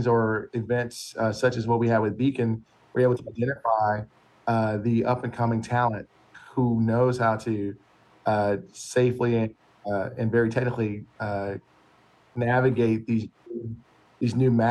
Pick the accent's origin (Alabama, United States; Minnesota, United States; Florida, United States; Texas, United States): Alabama, United States; moved away; I was originally from Alabama